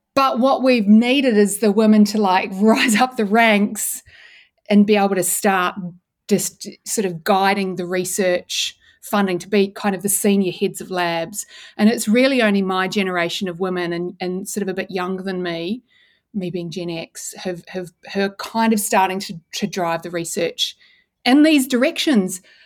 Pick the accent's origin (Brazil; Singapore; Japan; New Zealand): New Zealand; also born or lived in Christchurch, New Zealand / Dunedin, New Zealand; I grew up in New Zealand